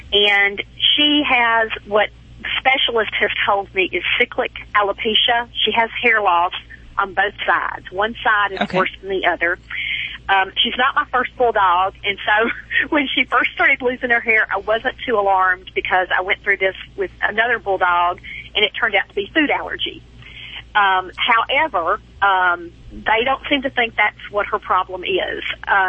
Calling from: Hernando, Mississippi, United States; accent: southern drawl; From Hernando, Mississippi. It's about 15 miles south of Memphis.

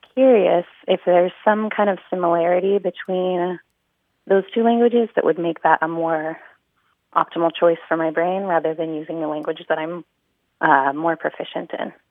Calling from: Huntington Beach, California, United States; I'm calling from Huntington Beach, California.

